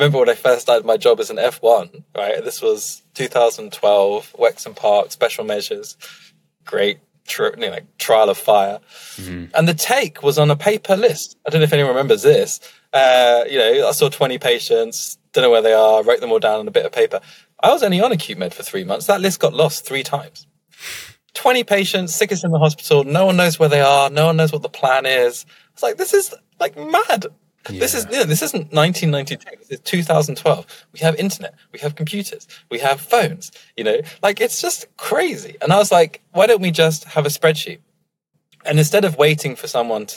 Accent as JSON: {"language": "English", "town": "Emsworth", "region": "South East England", "country": "United Kingdom", "tie": "born or raised there", "said": "I grew up in a very, very white part. And in fact, mostly retired part of the world, which is in the South Coast, a little town called Emsworth"}